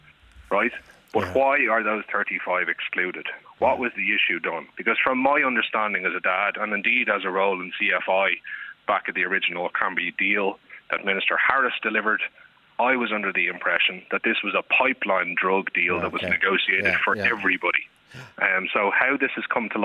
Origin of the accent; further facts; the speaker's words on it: Ireland; as an Irish people